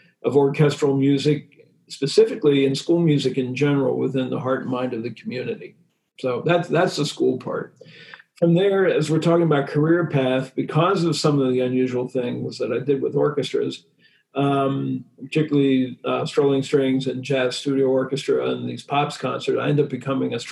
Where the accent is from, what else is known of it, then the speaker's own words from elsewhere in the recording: Harrisburg, Pennsylvania, United States; I grew up in Harrisburg